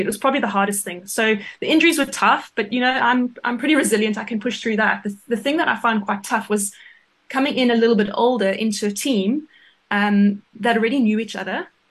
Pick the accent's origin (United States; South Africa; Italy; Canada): South Africa; moved away as an adult; also born or lived in England; as a South African hockey player